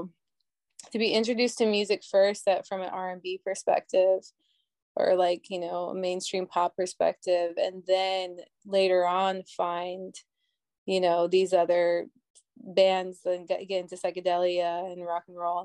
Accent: Minnesota, United States; now in New York City, United States; growing up in Minnesota

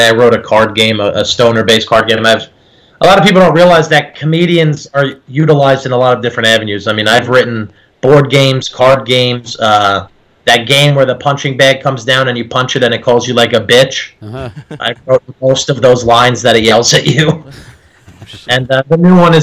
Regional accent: New Jersey, United States; accent: Jersey; when I get really mad, that's when like my Jersey accent kicks

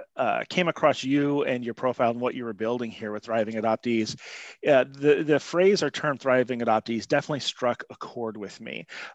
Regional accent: Montana, United States; also born or lived in all over the country; I was adopted by my family, where great family, where I was raised and lived in Montana and all over the country.

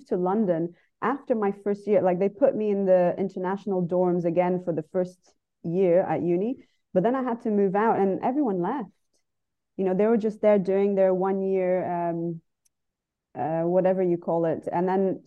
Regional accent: Dubai, United Arab Emirates; also born or lived in Brazil / United Kingdom; I lived there till I was five, and then we moved here to Dubai when I was five. So I grew up here, but I was born in Brazil.

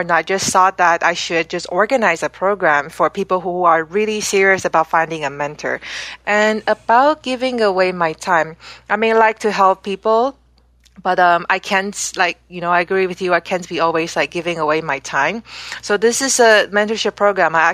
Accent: Canada; also born or lived in Amsterdam, Netherlands / Singapore; I grew up in Canada where I lived for 13 years.

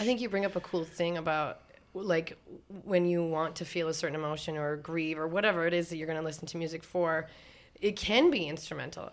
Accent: North Dakota, United States; now in Minneapolis, United States; I grew up in North Dakota, so we got our driver's license at fourteen

